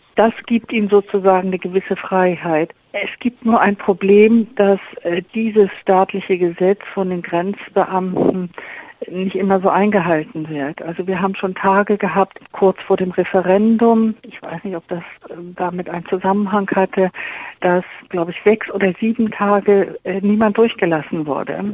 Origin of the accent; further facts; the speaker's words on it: Germany; Ich als Deutsche